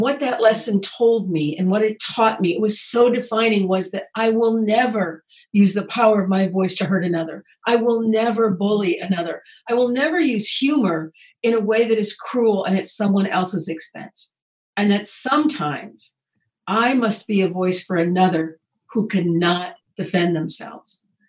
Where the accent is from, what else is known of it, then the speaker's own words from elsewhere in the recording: Indiana, United States; moved away as an adult; also born or lived in Oregon; I grew up in Indiana